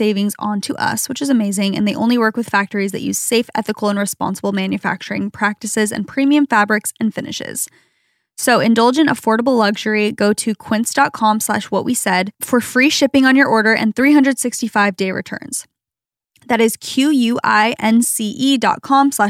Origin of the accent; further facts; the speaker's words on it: Arizona, United States; moved away; where we grew up in Arizona